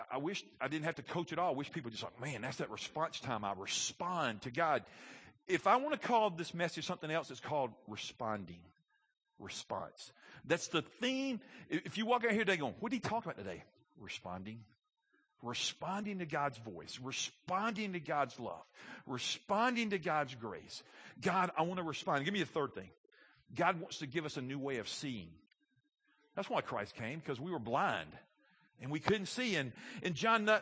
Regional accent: Alabama, United States; I'm from Alabama. I live in the Bible Belt

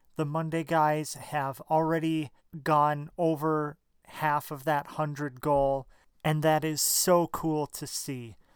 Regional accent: Minneapolis, Minnesota, United States; Minneapolis here, Minnesota

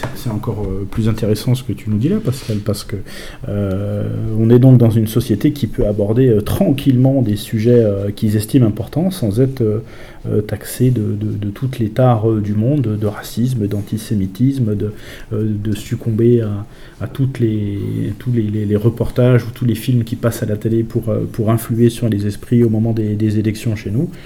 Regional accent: France; nous en France

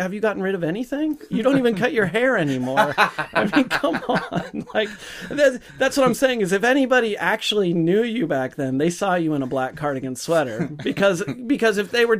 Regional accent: Bellevue, Washington, United States; also born or lived in Seattle; I grew up in Bellevue

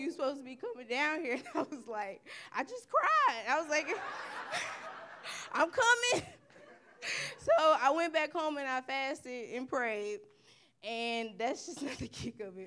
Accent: Little Rock, Arkansas, United States; moved away as an adult; I am from Little Rock, Arkansas

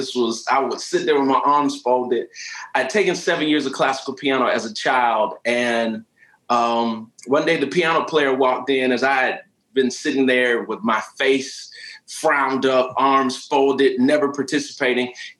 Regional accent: St. Petersburg, Florida, United States; moved away; I was born and raised in St. Petersburg, Florida.

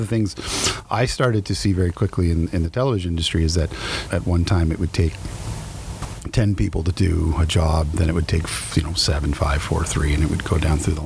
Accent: New Brunswick, Canada; moved away; I'm from New Brunswick

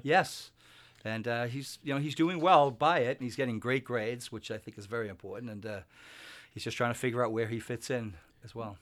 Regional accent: Winthrop, Massachusetts, United States; moved away as an adult; now in Stratham, United States; I grew up in Winthrop, Massachusetts, which is just a small, very small town

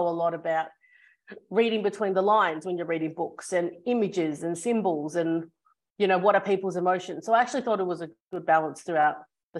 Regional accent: Australia; also born or lived in Hong Kong; So I was born in Hong Kong. That's where my family's background is. And then I moved to Australia when I was two.

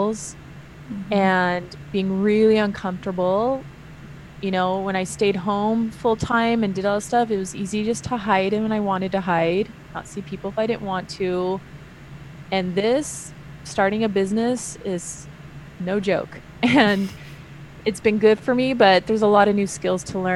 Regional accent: California, United States; also born or lived in Utah; I'm from California

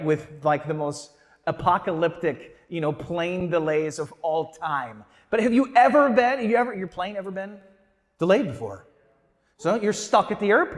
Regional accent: St. Louis, Missouri, United States; moved away; I am from St. Louis

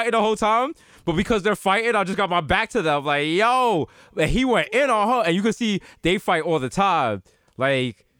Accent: Jamaica; I'm so Jamaican

